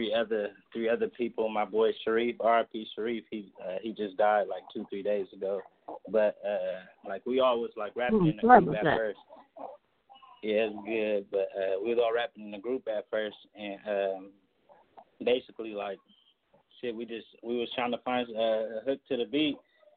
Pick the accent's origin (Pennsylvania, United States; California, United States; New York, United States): California, United States; Stockton; I'm from Stockton, California